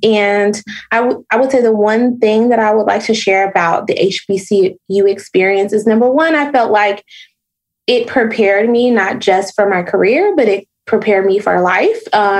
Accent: Chicago, Illinois, United States; So when I lived in Nashville, I'm originally from the South Side of Chicago.

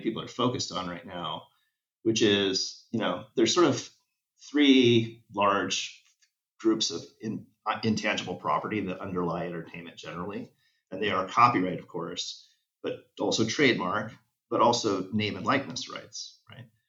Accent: Los Angeles, California, United States; LA is my hometown

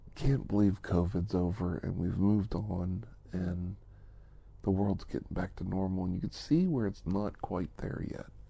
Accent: United States; back in the United States of America, back in my hometown

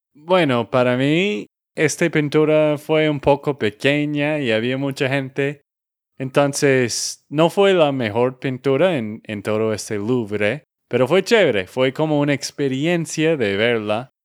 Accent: Texas, United States; de Texas, Estados Unidos

